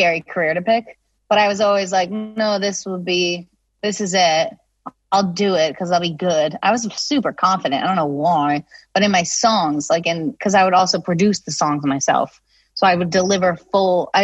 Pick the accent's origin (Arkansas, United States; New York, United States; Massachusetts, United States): Massachusetts, United States; Nantucket; It was cool. It was definitely like different than a lot of my friends